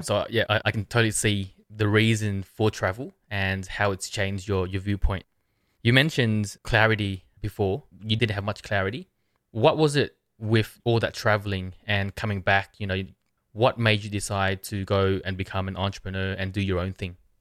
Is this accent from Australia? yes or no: yes; Australia; I'm from Australia.